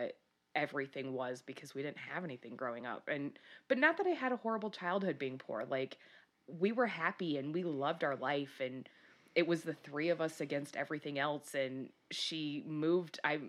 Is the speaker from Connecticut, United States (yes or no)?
no; Michigan, United States; I grew up in Michigan